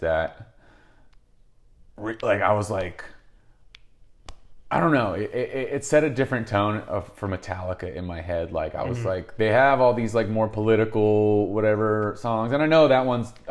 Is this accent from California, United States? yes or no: yes; Bay Area, California, United States; we are from the Bay Area